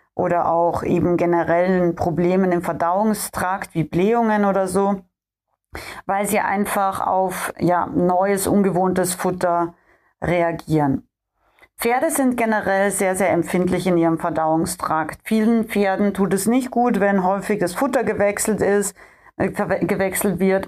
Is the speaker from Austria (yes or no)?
yes; Austria; moved away; ich bin ja ursprünglich in Österreich äh, aufgewachsen und komme da ja auch her aus den österreichischen Bergen